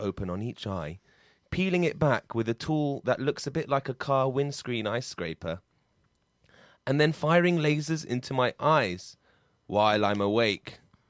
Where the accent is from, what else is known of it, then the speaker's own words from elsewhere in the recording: London, United Kingdom; I'm from Brick Lane, guys. Do you know that?